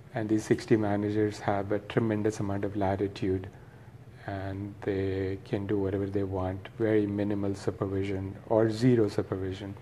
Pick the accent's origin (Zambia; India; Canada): India; Nagpur, Maharashtra; moved away as an adult; now in Los Angeles, United States; I born and raised in Nagpur and uh, came here when I was 19, 36 years ago